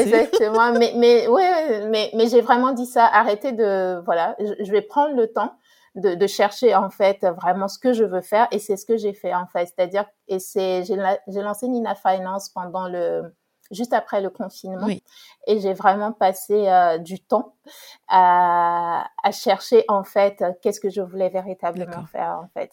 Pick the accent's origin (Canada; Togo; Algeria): Togo; j'ai grandi au Togo, pardon. Euh, je suis d'origine togolaise